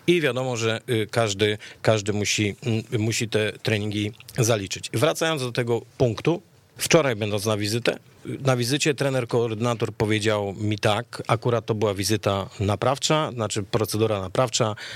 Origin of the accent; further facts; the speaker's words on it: Lesser Poland, Poland; ja jestem z Małopolski